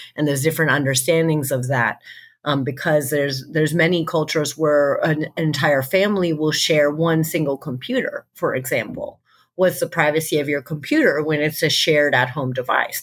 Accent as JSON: {"language": "English", "country": "United States", "said": "we're both American."}